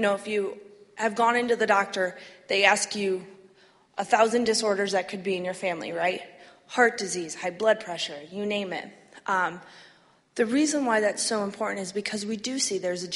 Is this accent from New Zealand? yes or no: no; Flint, Michigan, United States; I grew up in Flint